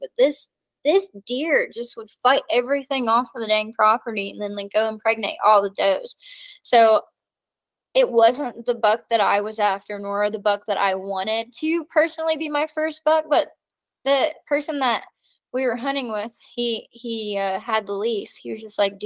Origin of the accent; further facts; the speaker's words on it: Tennessee, United States; moved away as an adult; also born or lived in New Jersey / Colorado / Alabama; now in New Mexico, United States; when I was 8 years old, we moved to Tennessee